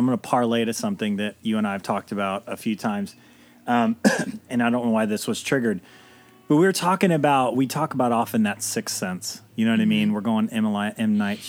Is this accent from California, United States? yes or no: yes; California, United States; I'm from California.